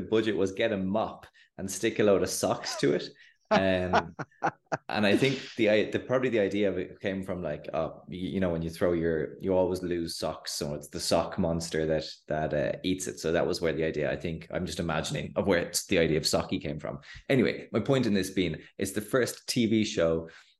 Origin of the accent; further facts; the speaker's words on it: Ireland; myself and yourself as Irish people